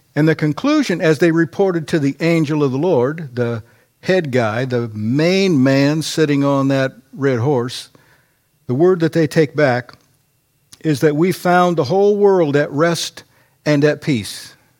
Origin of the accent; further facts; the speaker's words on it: United States; as an American